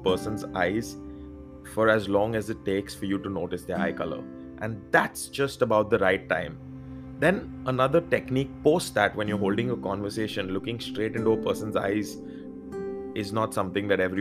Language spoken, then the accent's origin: English; India; I being Indian